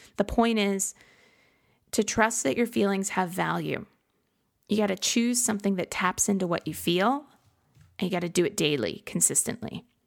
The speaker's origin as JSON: {"language": "English", "region": "Midwest", "country": "United States", "tie": "born or raised there", "said": "growing up in the Midwest"}